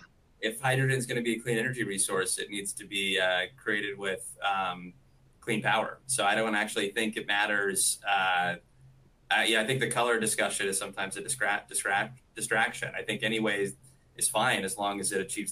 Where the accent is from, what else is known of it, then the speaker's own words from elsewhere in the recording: near Waco, Texas, United States; now in Houston, United States; I grew up near Waco and actually went to the same high school as Pat Green